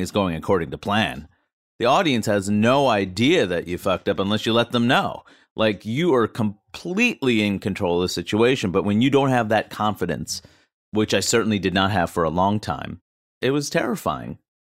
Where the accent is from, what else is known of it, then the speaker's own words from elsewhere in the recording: New York, United States; as a New Yorker